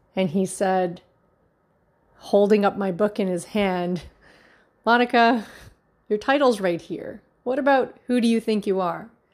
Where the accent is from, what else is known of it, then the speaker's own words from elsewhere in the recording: Markham, Ontario, Canada; also born or lived in Toronto, Canada; born and raised in Markham